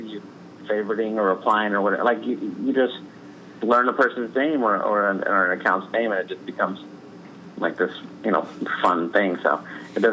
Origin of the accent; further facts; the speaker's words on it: San Antonio, Texas, United States; I'm from San Antonio, so the Spurs are my team